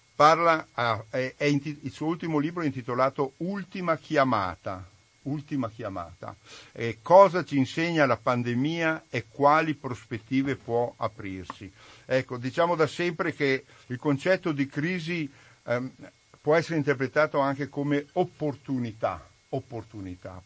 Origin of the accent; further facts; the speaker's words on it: Refrontolo, Veneto, Italy; Io sono di Refronto, lo sono nella zona, nel cuore del Prosecco